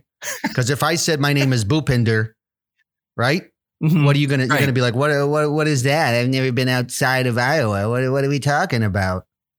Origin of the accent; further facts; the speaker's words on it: Mumbai, Maharashtra, India; born there; Yeah, I was born in Mumbai.